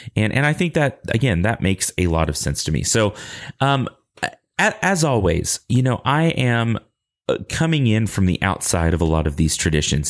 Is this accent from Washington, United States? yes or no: no; Lubbock, Texas, United States; accent: Texas drawl; I grew up in Lubbock, America. And so sometimes I talk with a Texas drawl